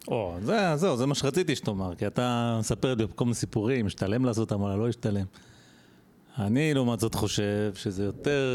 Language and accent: Hebrew; Israel; בתור ישראלי שחי פה